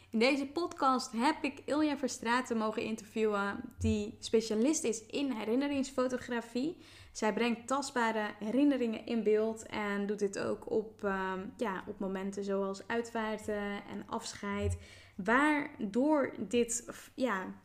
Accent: Zeelandic Flanders, Netherlands; Ik ben opgegroeid in Zeeuws-Vlaanderen.

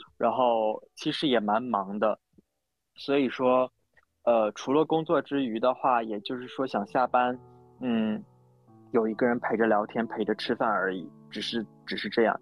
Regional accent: Northeast China, China; now in Shanghai, China; 我是一个东北人，工作在上海

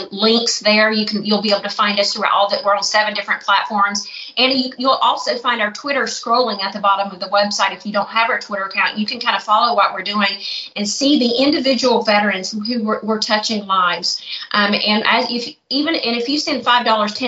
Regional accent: the South, United States; moved away as an adult; also born or lived in Youngstown, Ohio; now in Murfreesboro, United States; I grew up in the South

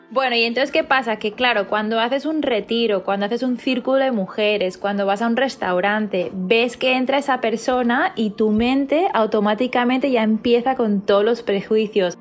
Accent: Barcelona, Catalonia, Spain; coach de bienestar y soy de Barcelona, España.

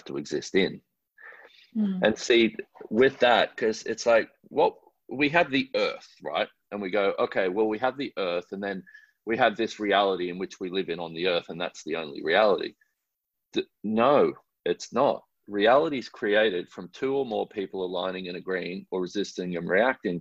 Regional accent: Australia; I'm an Australian man

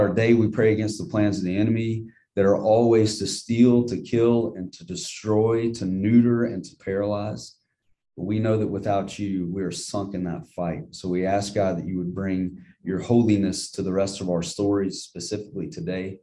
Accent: Jackson, Mississippi, United States; growing up in Northeast Jackson

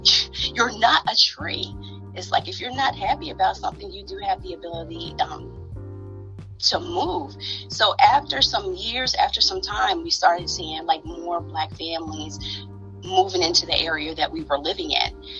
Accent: New Jersey, United States; now in Baltimore, United States; I hail right now from Baltimore, Maryland. I'm originally from Jersey. I'm a Jersey girl

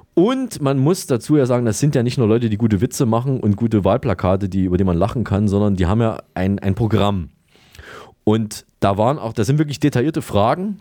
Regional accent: Saalfeld, Thuringia, Germany; Da sind wir in der Nähe, in Saalfeld sind wir ja, geboren.

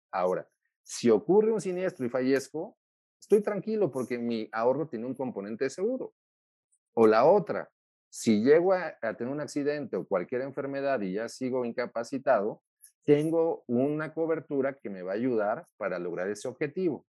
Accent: Mexico; como los mexicanos

